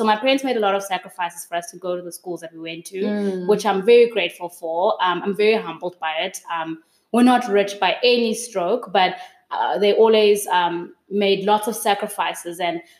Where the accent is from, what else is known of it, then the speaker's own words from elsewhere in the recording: Pretoria, Gauteng, South Africa; also born or lived in Durban / Port Elizabeth; I grew up in Durban, I grew up in PE, and then we made another move to Pretoria. So at around 11 years old, we moved up to Pretoria. I grew up in Pretoria. I went to high school there.